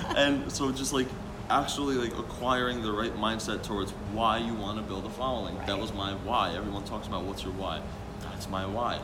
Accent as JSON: {"language": "English", "country": "Slovakia", "tie": "born or raised there", "moved": "yes", "lives_now": "New Jersey, United States", "said": "I was just in Slovakia, my hometown"}